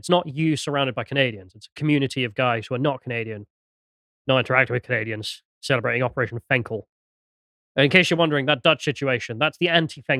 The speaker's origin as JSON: {"language": "English", "region": "England", "country": "United Kingdom", "said": "we're English."}